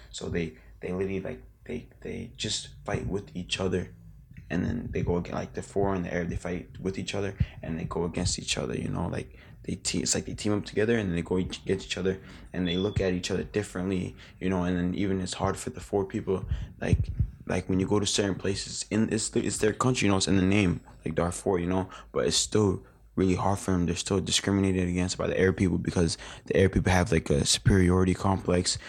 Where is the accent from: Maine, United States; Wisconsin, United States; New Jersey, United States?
Maine, United States; I'm from America